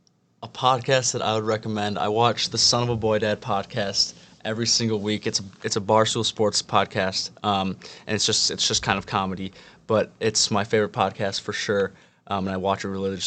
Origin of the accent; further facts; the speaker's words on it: Midwest, United States; You know, I'm from the Midwest, and obviously I'll be spending time in New York next summer